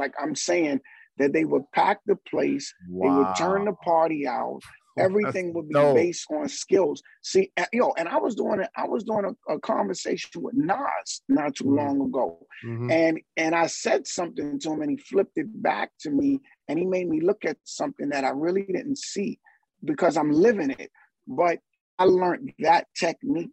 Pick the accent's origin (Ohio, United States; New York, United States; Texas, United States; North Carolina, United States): New York, United States; New York City; also born or lived in Barbados; my family is from Trinidad and from Barbados. And as a kid, I would go back and forth from Barbados to Harlem. And then my family locked it down in Harlem. And Harlem, growing up around Apollo